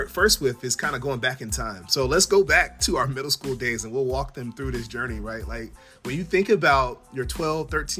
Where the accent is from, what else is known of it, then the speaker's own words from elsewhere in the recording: Prince George's County, Maryland, United States; I was growing up in Prince George's County, Maryland